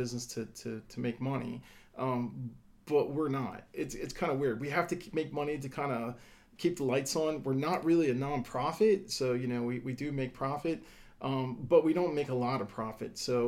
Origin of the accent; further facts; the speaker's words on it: Delaware, United States; I was born and raised in Delaware